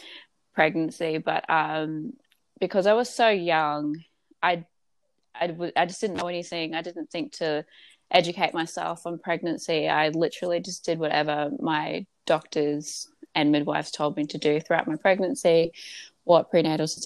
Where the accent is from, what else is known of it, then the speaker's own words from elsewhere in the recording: Gold Coast, Queensland, Australia; I am from the Gold Coast